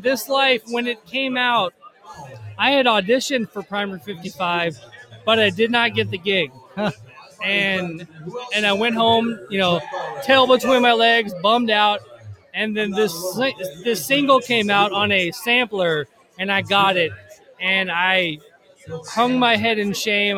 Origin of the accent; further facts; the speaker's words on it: Nashville, Tennessee, United States; now in Louisville, United States; I grew up here in Nashville